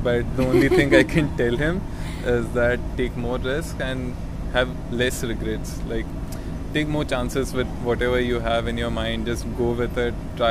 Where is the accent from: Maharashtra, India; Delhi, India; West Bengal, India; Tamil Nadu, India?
Maharashtra, India; Pune; moved away as an adult; I'm from Pune, which is nearby Mumbai